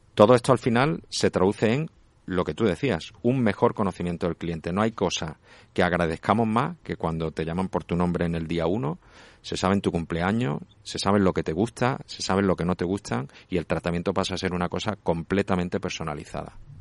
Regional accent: Málaga, Andalusia, Spain; yo soy de Málaga

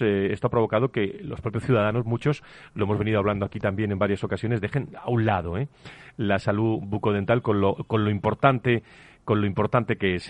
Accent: Seville, Andalusia, Spain; moved away; mi tierra hoy, Sevilla

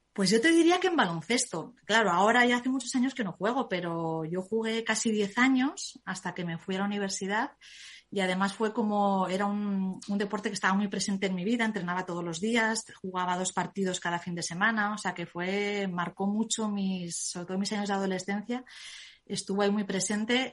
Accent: Zaragoza, Aragon, Spain; soy de Zaragoza

